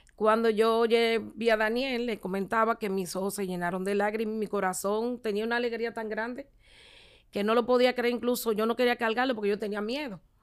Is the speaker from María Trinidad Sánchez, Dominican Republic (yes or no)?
no; Santo Domingo, Distrito Nacional, Dominican Republic; Soy la cuarta de ocho hermanos. Eh, me crié con mis padres